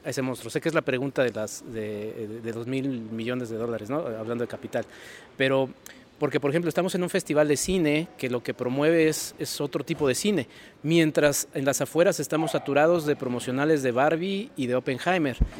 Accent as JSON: {"language": "Spanish", "region": "Mexico City", "country": "Mexico", "said": "Ciudad de México, de donde vengo"}